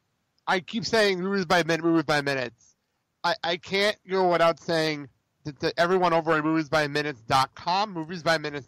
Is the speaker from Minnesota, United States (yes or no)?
no; Garfield, New Jersey, United States; moved away; I'm a Jersey guy. I grew up in Garfield, New Jersey